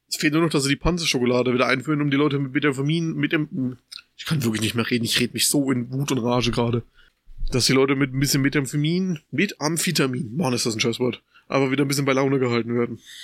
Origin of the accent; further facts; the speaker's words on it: Germany; bei uns in Deutschland